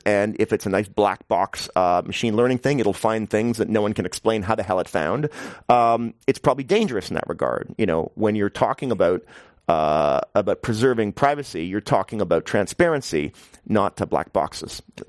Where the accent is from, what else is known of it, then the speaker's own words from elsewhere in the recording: New York, United States; I'm from New York, which is a horrible place to live in many ways, but at least they build housing, you know?